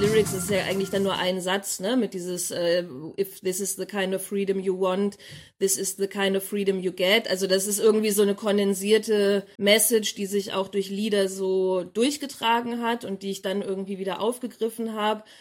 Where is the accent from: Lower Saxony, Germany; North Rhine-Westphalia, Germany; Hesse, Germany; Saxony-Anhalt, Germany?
Lower Saxony, Germany; Abbesbüttel; now in Leipzig, Germany; ich komme ursprünglich aus Abbesbüttel, einem kleinen Dorf in Niedersachsen